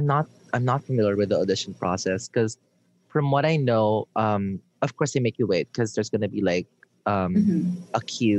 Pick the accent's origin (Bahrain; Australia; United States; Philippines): Philippines